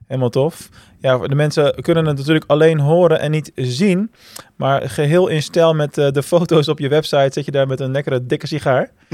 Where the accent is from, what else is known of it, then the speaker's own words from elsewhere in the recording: Rotterdam, South Holland, Netherlands; een Daert Rotterdammer